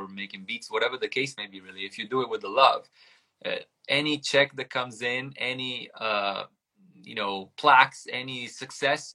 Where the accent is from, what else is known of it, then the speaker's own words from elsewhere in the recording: Italy; English is a second language; moved away; I grew up in Italy